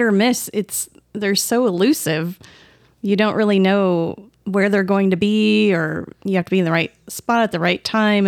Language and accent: English; the Northwest, Pacific Northwest, United States; I'm from the Northwest